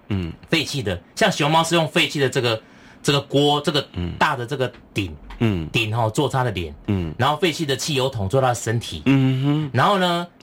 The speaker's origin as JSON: {"language": "Chinese", "region": "Tainan", "country": "Taiwan", "tie": "born or raised there", "said": "那我的家乡是安平，台南的安平。"}